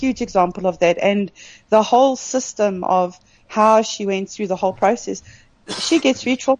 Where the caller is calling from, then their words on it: Kimberley, Northern Cape, South Africa; I'm in Kimberley.